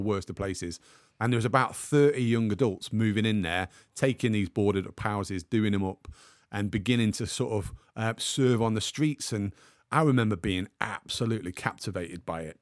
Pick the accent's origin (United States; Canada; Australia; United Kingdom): United Kingdom; the Midlands, England; now in Manchester, United Kingdom; I was actually born in the Midlands, but now live in Manchester.